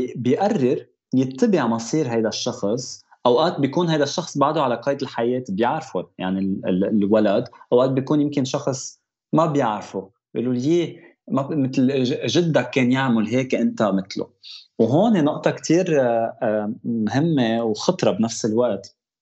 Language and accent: Arabic; Lebanon; now in Toronto, Canada; انا خلقت بلبنان جيت على تورونتو